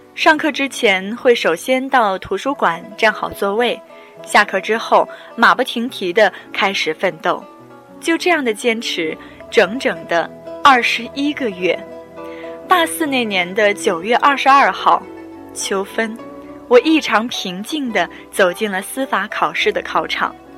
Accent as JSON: {"language": "Chinese", "town": "Kaifeng", "region": "Henan", "country": "China", "moved": "yes", "lives_now": "Nanjing, China", "said": "我是开封人， 现居南京， 从小到大也没去过什么大城市。"}